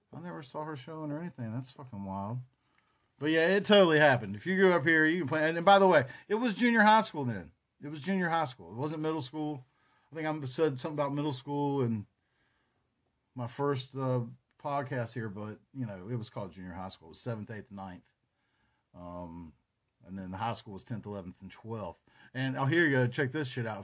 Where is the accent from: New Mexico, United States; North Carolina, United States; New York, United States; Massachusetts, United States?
North Carolina, United States; Chapel Hill; also born or lived in Durham, North Carolina; I grew up around Chapel Hill